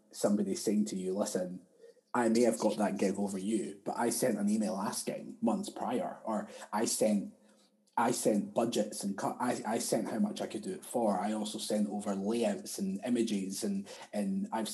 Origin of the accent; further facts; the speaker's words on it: Edinburgh, Scotland, United Kingdom; moved away as an adult; also born or lived in Australia; I grew up in a place called Sighthill, which is out next to Broom House